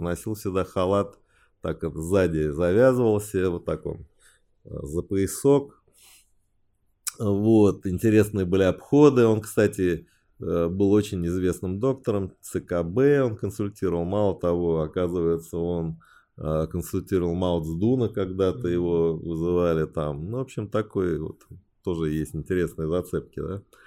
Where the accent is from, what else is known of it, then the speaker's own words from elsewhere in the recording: Beijing, China; first language Chinese; Russian is a second language; now in Moscow, Russia; Родился я в Пекине. Отец у меня геолог, китаец, мама тоже геолог, э, русская